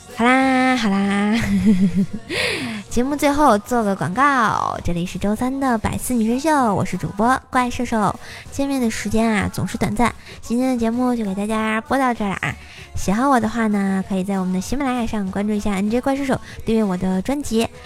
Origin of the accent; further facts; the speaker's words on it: Tianjin, China; accent: Tianjin dialect; 我说天津话有时候他们听不懂